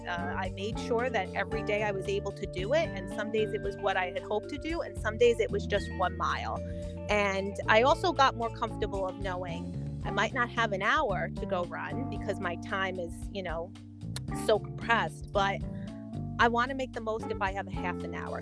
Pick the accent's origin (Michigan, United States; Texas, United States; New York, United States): New York, United States; New York City; I'm born and raised in Queens, New York.